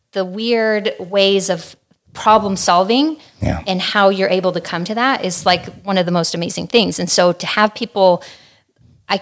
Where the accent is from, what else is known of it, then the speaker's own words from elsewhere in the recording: Santa Barbara, California, United States; also born or lived in Hollywood, California / Woodland Hills, California; when I was 6 months old, my family moved to Santa Barbara. And that's pretty much where I grew up.